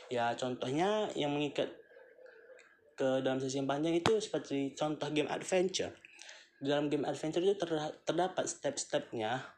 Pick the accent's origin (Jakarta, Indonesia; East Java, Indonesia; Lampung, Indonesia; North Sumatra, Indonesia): North Sumatra, Indonesia; Aku berumur 20 tahun lebih Dan aku berasal dari Sumatera Utara